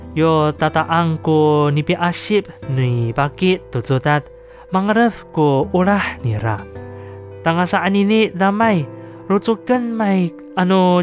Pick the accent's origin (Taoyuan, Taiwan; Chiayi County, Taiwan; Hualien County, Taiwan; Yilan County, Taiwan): Hualien County, Taiwan; Ji'an; accent: Nanshi Amis; 是是来自花莲吉安这边的阿美族。然后呢，呃，我的方言是属于南式阿美哦